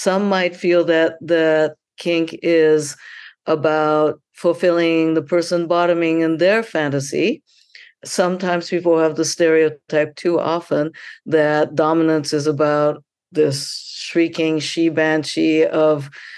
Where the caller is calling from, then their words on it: Atlanta, Georgia, United States; And I am signing in from Atlanta, where the amazing Sex Down South is happening.